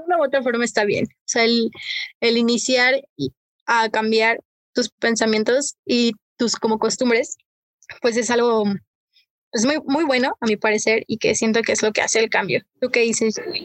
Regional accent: Mexico; así lo siento como mexicana

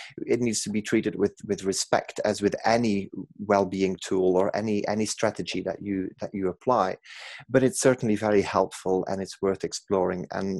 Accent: Belgium; accent: Manc twang; English is a second language; now in Manchester, United Kingdom; I'm from Belgium originally, in case people are wondering where the exotic accent is from, but I've lived in Manchester for 20 years, so that Manc twang kicks in at random times.

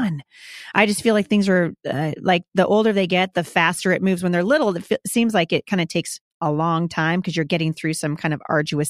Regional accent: Oregon, United States; I'm from Oregon

